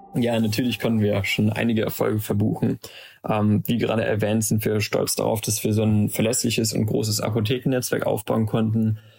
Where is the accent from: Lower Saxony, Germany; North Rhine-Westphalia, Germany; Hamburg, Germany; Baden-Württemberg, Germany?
North Rhine-Westphalia, Germany; Aachen; also born or lived in Maastricht; von unserer Heimatstadt Aachen zur Uni in Maastricht